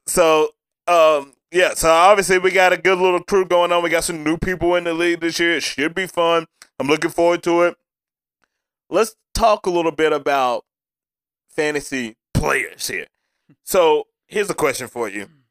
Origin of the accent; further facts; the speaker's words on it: Tennessee, United States; I'm from Tennessee